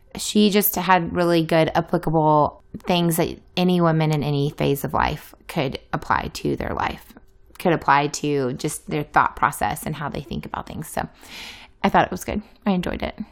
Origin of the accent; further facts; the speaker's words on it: the South, United States; moved away; also born or lived in Iowa; I'm a Southerner